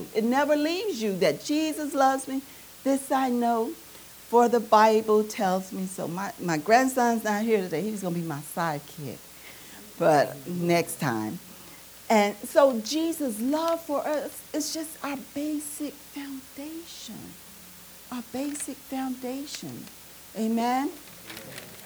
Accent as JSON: {"language": "English", "region": "Arkansas", "country": "United States", "said": "We've got some strange ways in Arkansas. Although growing up in Arkansas, although you're from Arkansas"}